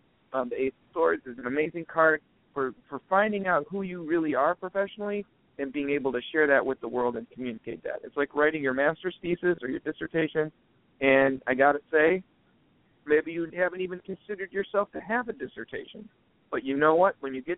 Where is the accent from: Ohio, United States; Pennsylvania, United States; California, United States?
Ohio, United States; Cleveland Heights; also born or lived in Mayfield, Ohio; Guess where I grew up. Where? Cleveland Heights.